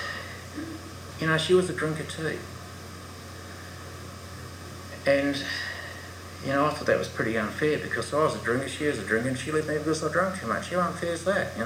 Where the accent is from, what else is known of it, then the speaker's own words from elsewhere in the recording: New Zealand; now in Australia; I'm a Kiwi